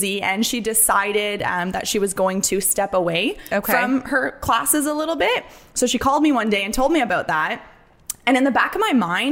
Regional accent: Windsor, Ontario, Canada; moved away as an adult; also born or lived in British Columbia; I'm from Windsor, Ontario, so I was born and raised there.

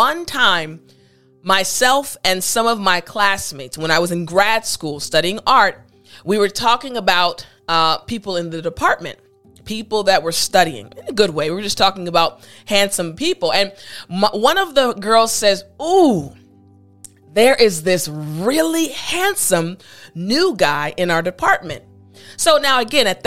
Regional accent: United States; As an American, as an African-American woman

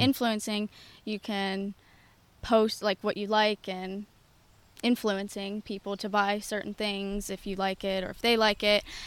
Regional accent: North Huntingdon, Pennsylvania, United States; from North Huntington, Pennsylvania, born and raised there

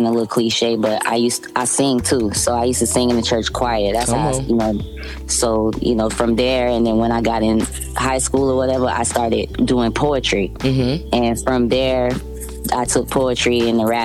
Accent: Clearwater, Florida, United States; I'm from Clearwater, Florida, and a lot of people don't know where that's at. That's, like, right outside of Tampa

